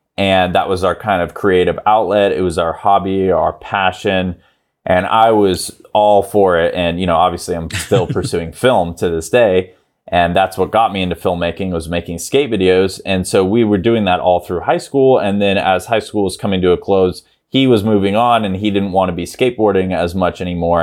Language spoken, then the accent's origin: English; Grass Valley, California, United States; Grass Valley, California, which is where I grew up